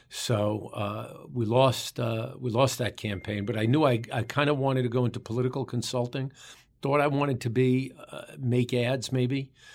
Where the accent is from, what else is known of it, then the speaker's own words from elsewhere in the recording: New York City, New York, United States; We both grew up in the borough of Queens in New York City.